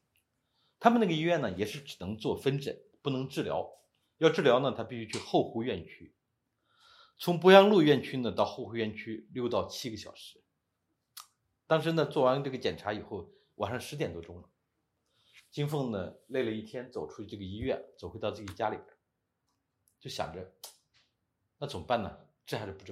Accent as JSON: {"language": "Chinese", "country": "China", "moved": "as an adult", "said": "我们都是中国人"}